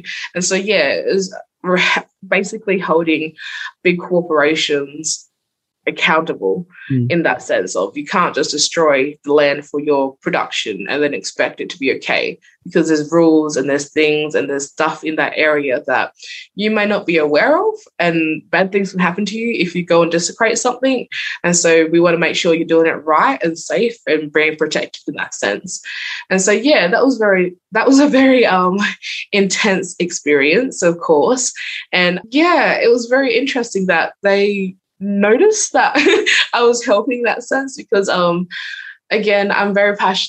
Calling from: Port Lincoln, South Australia, Australia; I'm calling in from Kalinyala, which is the native word for Port Lincoln, and it's bungalow country.

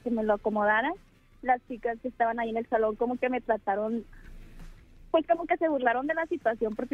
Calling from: Tijuana, Baja California, Mexico; De Tijuana.

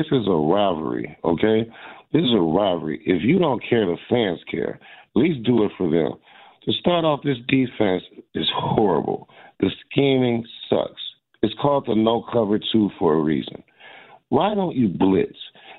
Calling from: Fort Lauderdale, Florida, United States; I'm in the beautiful state of Fort Lauderdale, Florida, but the game is pretty ugly today.

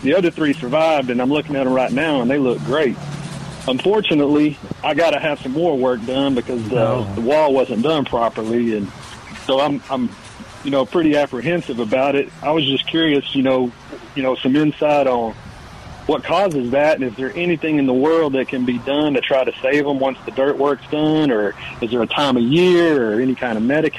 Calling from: College Station, Texas, United States; I'm calling you from College Station, Texas. I live over in College Station, and I listen to you guys on the phone.

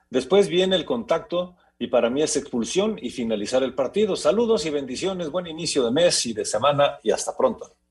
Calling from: Irapuato, Guanajuato, Mexico; de Irapuato, Guanajuato.

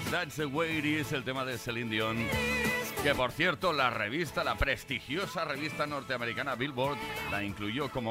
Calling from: Valladolid, Castile and León, Spain; Hola, pues sí … de Valladolid.

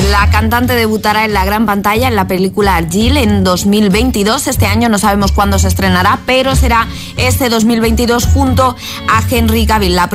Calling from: Zaragoza, Aragon, Spain; Hola, buenos días agitadores … de Zaragoza.

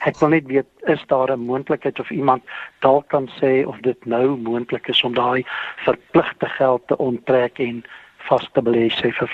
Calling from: Gauteng, South Africa; En ek is hier van die Wesrand.

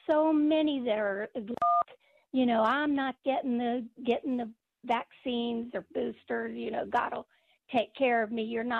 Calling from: Florida, United States; also born or lived in Ellicott City; I moved down here to Florida from Ellicott City.

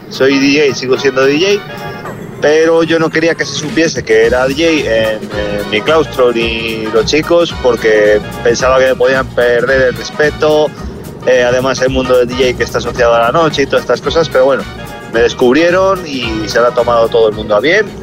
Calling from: Madrid, Community of Madrid, Spain; de Madrid.

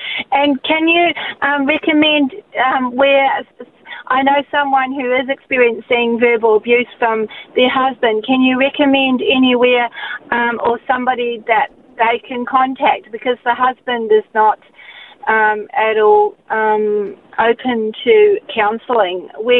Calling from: Queensland, Australia; I'm just ringing from Queensland in regards to the response for the biblical response for abuse of women.

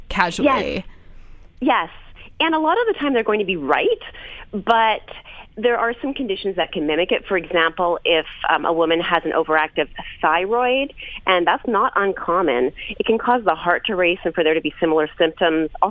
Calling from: New York, United States; Hi, Lisa. I'm 29 from New York

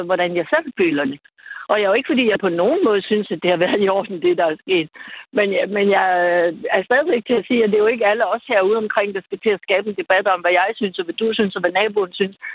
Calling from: Oksbøl, Southern Denmark, Denmark; Jeg har ventet, jeg er fra Oksbøl.

